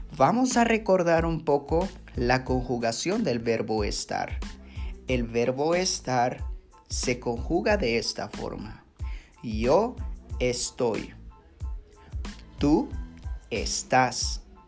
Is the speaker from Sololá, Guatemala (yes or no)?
yes; San Pedro La Laguna, Sololá, Guatemala; mi pueblo que se llama San Pedro La Laguna